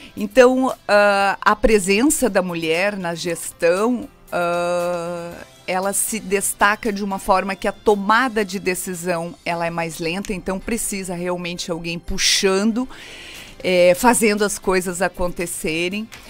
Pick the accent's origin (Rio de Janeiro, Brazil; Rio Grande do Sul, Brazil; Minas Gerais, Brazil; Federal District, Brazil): Rio Grande do Sul, Brazil; moved away; eu sou gaúcha, é, sou filha de agricultores